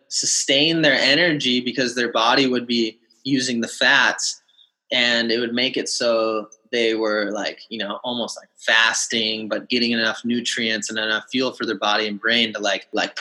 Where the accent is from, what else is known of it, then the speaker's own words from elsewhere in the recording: Kauai, Hawaii, United States; growing up on Kauai and in Hawaii